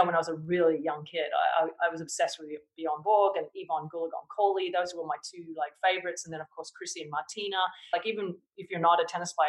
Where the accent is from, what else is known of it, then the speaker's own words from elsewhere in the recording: Australia; growing up in Australia